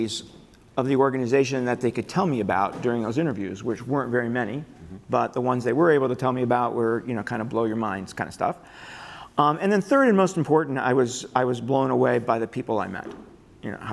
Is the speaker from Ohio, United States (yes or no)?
yes; Northeast Ohio, United States; I grew up in Northeast Ohio.